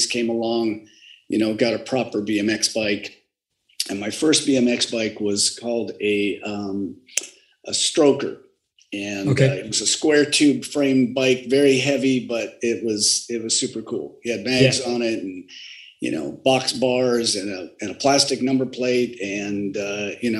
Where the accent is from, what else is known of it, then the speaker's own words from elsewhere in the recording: San Diego, California, United States; also born or lived in Pasadena; family moved to San Diego. And so I claim to be from San Diego because I've lived here most of my life